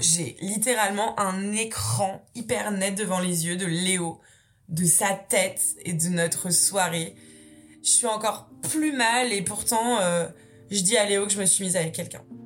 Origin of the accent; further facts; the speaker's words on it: Brittany, France; moved away as an adult; also born or lived in Nantes / Marseille; je rentre chez moi en Bretagne